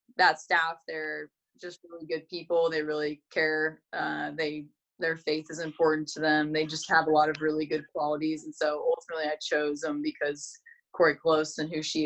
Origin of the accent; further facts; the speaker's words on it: California, United States; I grew up in California